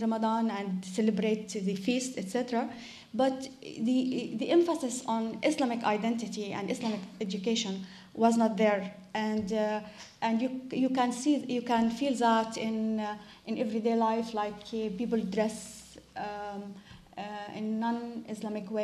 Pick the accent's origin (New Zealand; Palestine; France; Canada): Palestine; West Bank; I grew up in the West Bank